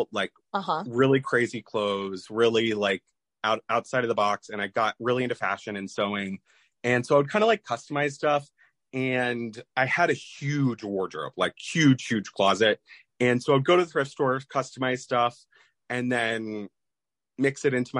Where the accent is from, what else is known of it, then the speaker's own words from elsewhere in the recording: Columbus, Ohio, United States; moved away as an adult; also born or lived in Georgia / Maryland; I grew up in Columbus, Ohio